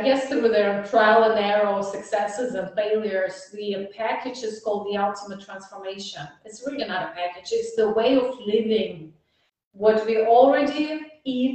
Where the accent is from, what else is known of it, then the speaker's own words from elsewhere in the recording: Russia; English is a second language; moved away as an adult; now in Dallas, United States; I'm in Dallas, it's warm, and I'm from Russia, it's cold